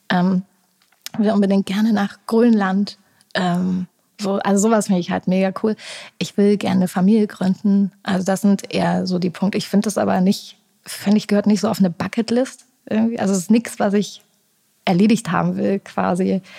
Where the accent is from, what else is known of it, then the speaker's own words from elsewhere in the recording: Erfurt, Thuringia, Germany; ich war jetzt äh, vor ein paar Wochen in meiner Heimat, die du auch so gut findest in Erfurt, und äh, saß da zum ersten Mal wieder auf einem Fahrrad